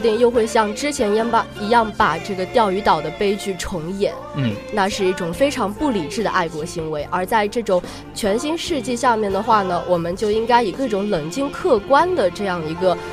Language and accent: Chinese; China; 毕竟我们是中国人